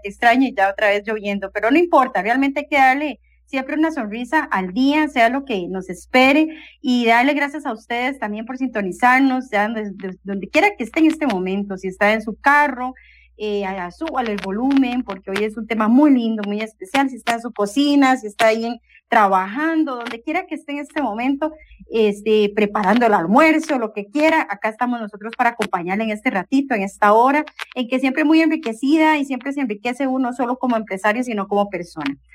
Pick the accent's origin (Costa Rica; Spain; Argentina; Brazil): Costa Rica; nosotros como costarricenses